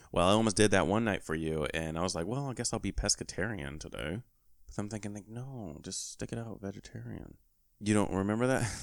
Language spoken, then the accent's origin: English; California, United States; moved away; my home state, you know, shout out to Cali